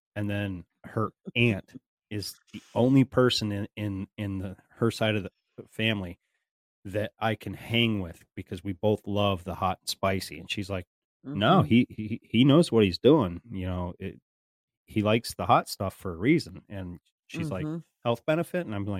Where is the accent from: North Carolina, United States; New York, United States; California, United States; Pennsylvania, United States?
Pennsylvania, United States; I'm from Pennsylvania. And mm-hmm. out here in Pennsylvania, you know, you'd go to a high school football game or a street carnival or whatever